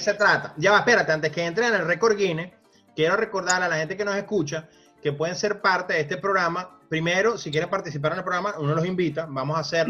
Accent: Venezuela; now in United States; Yo sé que somos venezolanos

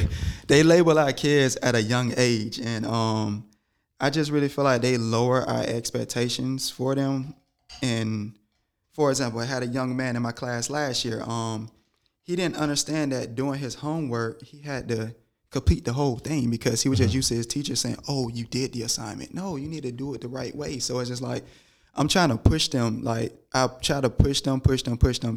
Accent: Georgia, United States; growing up in Georgia

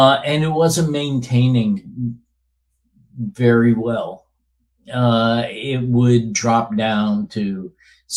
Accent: Albany, New York, United States; moved away as an adult; I grew up in the Albany, New York area, lived there until 10 years ago

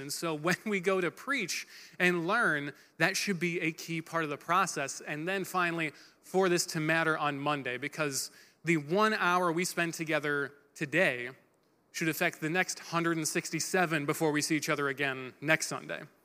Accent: Michigan, United States; we're from Michigan

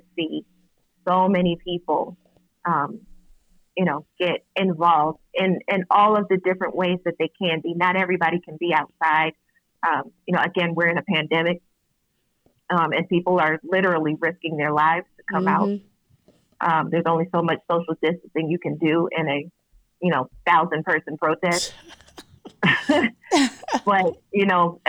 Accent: Syracuse, New York, United States; my hometown of Syracuse, New York

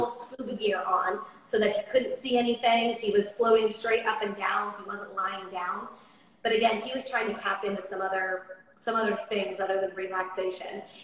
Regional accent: Coronado, California, United States; also born or lived in Nashville, Tennessee; now in Austin, United States; I'm from Coronado, California, which is an island just off of San Diego

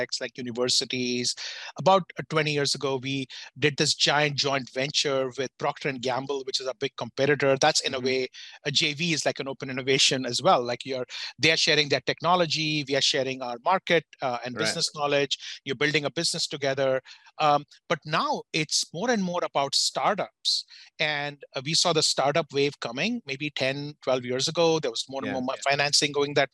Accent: India; moved away as an adult; now in United States; I grew up in India. I'm from a business family in India

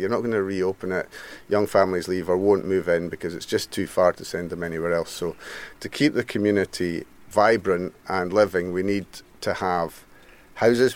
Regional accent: Mull, Scotland, United Kingdom; Born and brought up on Mull

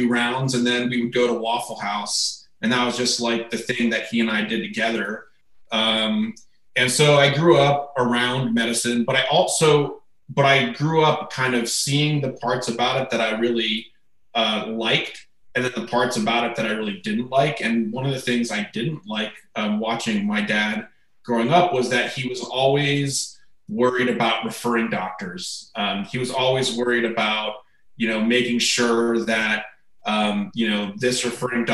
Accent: Tempe, Arizona, United States; moved away as an adult; also born or lived in East Coast; now in Phoenix, United States; I'm one of the few people you'll meet that's a Phoenix native. So I grew up in Tempe, actually

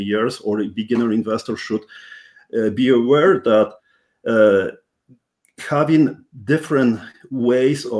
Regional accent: Poland; English is a second language; now in Canada; I'm Polish born Canadian, first generation immigrant. So that's something which you may even realize by my strong accent

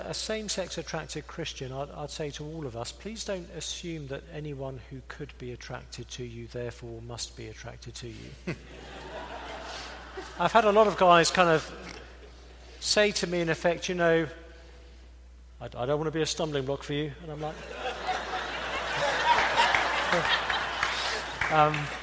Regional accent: England, United Kingdom; I'm English

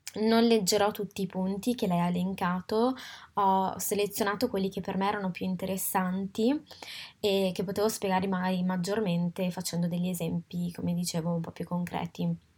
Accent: Italy; moved away as an adult; now in Paris, France; sono nata e cresciuta in Italia ma oggi abito a Parigi

